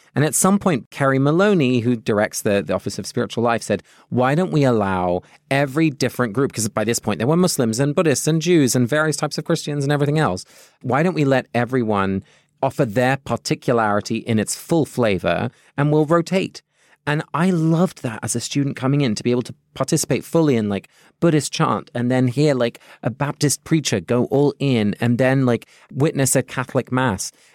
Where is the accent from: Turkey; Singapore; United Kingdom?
United Kingdom; London; also born or lived in Netherlands (parents); now in United States; I have a British passport because I was born in London, and I have a Dutch passport because both my parents are Dutch.